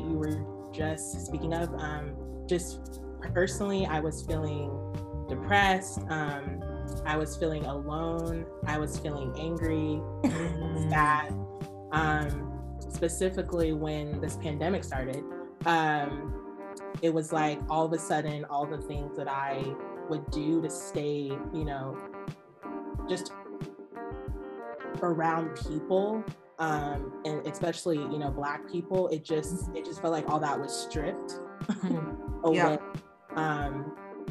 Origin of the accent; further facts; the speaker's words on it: Spokane, Washington, United States; I grew up basically in Spokane